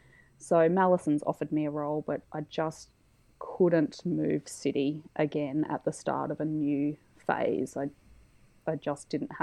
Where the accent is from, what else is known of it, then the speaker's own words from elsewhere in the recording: Mackay, Queensland, Australia; now in Brisbane, Australia; My parents are still in Mackay. It feels weird to say that I'm from Mackay though, because I only lived there for 5 years and I've now lived in Brisbane for over 20.